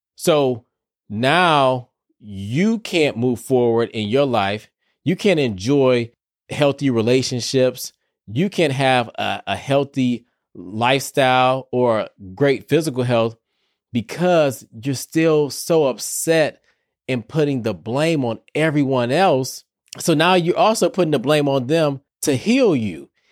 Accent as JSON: {"language": "English", "town": "Detroit", "region": "Michigan", "country": "United States", "tie": "born or raised there", "said": "Y'all know I'm from Detroit."}